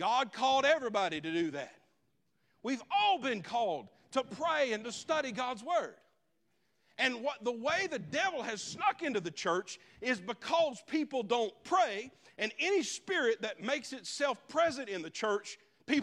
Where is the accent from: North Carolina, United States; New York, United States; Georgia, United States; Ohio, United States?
North Carolina, United States; Leicester; I'm from Leicester